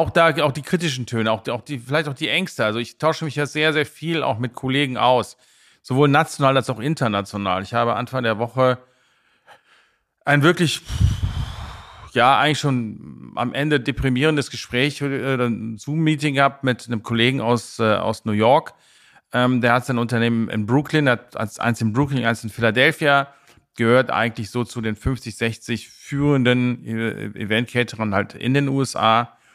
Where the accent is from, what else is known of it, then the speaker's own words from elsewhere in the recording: Rhineland, Germany; ich bin Rheinländer